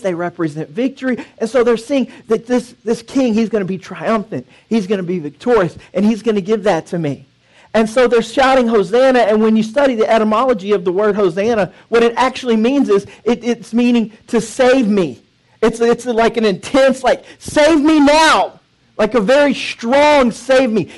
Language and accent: English; Dallas, Texas, United States; I miss my country of Texas. So it's uh, we're from Dallas